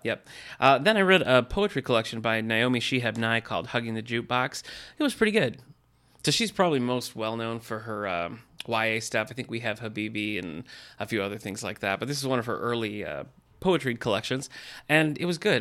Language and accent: English; Battle Creek, Michigan, United States; I was born in Battle Creek, Michigan